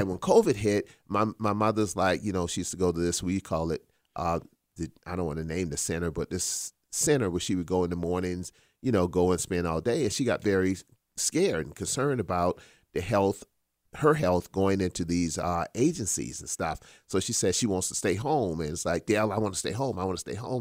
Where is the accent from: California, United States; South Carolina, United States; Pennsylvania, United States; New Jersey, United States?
South Carolina, United States; Charleston; born or raised there; moved away